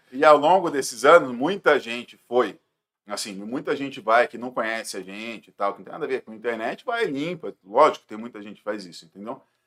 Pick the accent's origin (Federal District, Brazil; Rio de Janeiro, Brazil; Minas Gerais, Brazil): Rio de Janeiro, Brazil; moved away as an adult; now in Jundiaí, Brazil; Eu sou do Rio de Janeiro, mas a minha família é toda daqui de Jundiaí